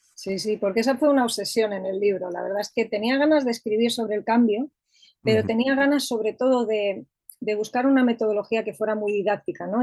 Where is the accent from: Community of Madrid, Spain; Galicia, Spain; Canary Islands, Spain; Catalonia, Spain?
Community of Madrid, Spain; Madrid; Soy de Madrid